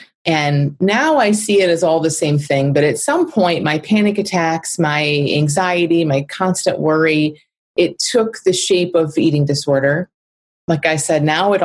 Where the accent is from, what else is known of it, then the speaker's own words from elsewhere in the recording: Michigan, United States; I'm from Michigan in the Midwest